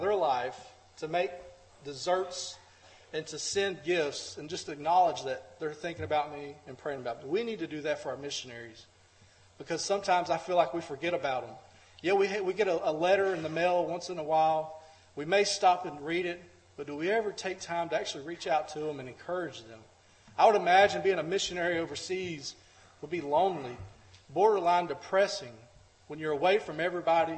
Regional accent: United States; We as American Christians

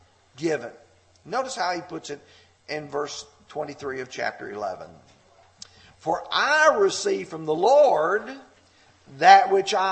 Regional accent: Lamar County, Alabama, United States; growing up in Lamar County, Alabama

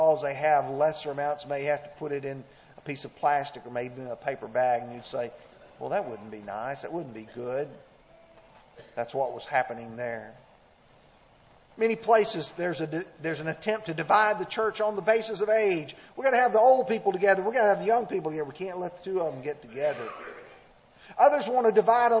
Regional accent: Alabama, United States; moved away; the area where I grew up in Alabama

